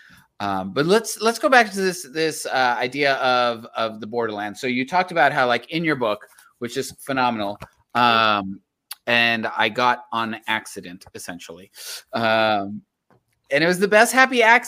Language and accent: English; Laredo, Texas, United States; also born or lived in Austin; I grew up in Laredo, Texas